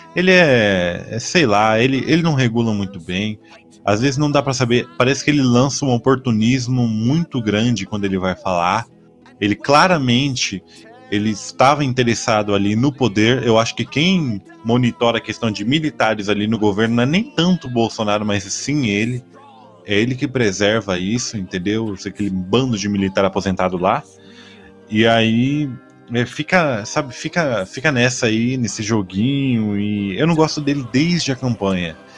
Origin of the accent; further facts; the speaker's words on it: Brazil; sou matogrossense aqui